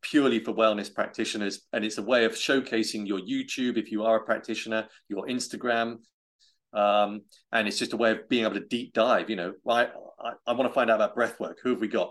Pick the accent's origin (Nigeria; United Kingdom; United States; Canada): United Kingdom; I'm British